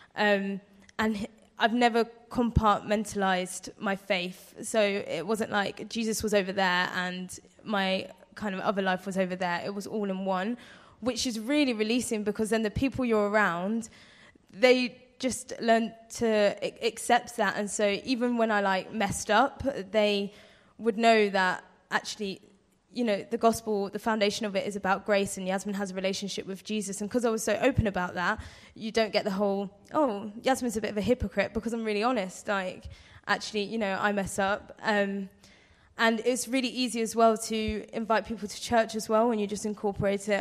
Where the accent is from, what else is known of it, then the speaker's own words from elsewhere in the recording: London, United Kingdom; moved away as an adult; now in Blackpool, United Kingdom; I'm from London